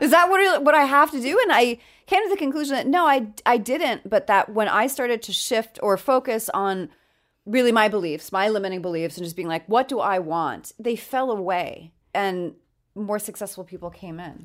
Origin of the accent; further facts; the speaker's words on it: New York City, New York, United States; moved away; I'm from New York